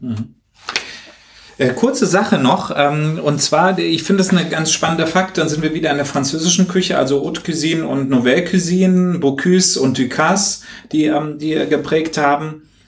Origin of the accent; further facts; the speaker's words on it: Hesse, Germany; bei uns in Hessen in der Nähe